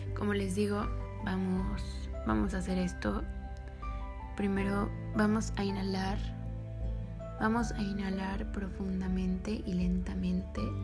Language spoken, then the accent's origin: Spanish; Mexico; yo soy mexicana